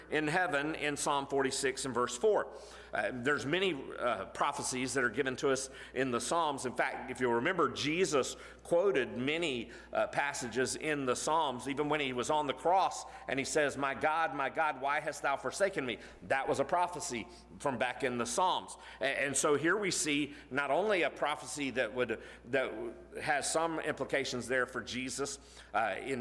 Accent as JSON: {"language": "English", "region": "Florida", "country": "United States", "tie": "born or raised there", "said": "growing up in Florida, I worked in Jacksonville"}